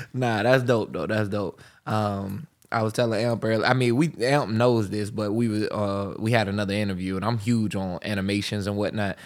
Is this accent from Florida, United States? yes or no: yes; Pensacola, Florida, United States; I'm from Pensacola, and you don't hear as strong a uh, southern